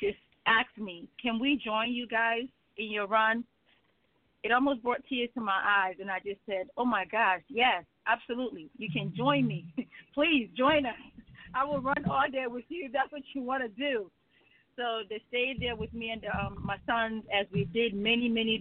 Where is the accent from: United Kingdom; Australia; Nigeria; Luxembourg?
Nigeria; now in United States; I am originally from Nigeria. That is my homeland